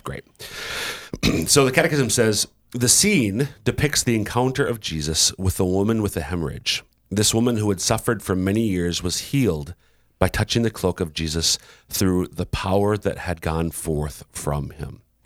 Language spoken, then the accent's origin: English; Minnesota, United States; now in South Dakota, United States; I'm originally from Minnesota